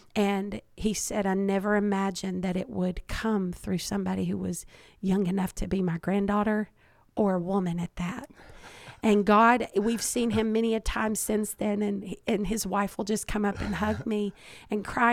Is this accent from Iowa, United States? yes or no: no; Kentucky, United States; I was born and raised in Kentucky.